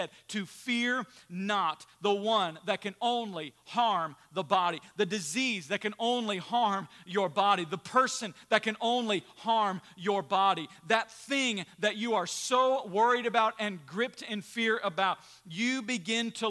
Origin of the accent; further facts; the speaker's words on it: United States; we as American Christians